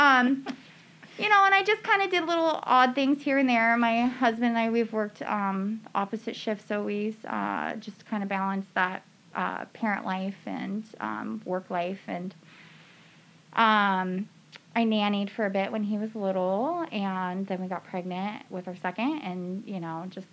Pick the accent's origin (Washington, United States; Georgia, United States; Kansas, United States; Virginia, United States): Washington, United States; Bellingham; also born or lived in Phoenix, Arizona / Seattle, Washington / Everson, Washington; now in Stanwood, United States; I was born and raised in Bellingham for a good amount of my childhood. And then, just kind of everywhere